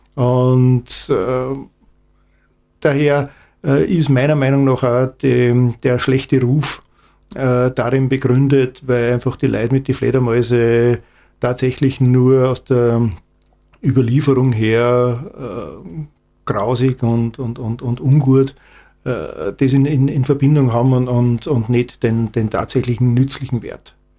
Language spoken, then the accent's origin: German; Salzburg, Austria; ich komme aus Salzburg